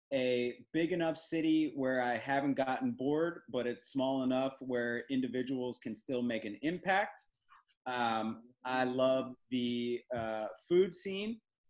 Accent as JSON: {"language": "English", "town": "Philadelphia", "region": "Pennsylvania", "country": "United States", "moved": "yes", "lives_now": "Raleigh, United States", "said": "I am a Philadelphian"}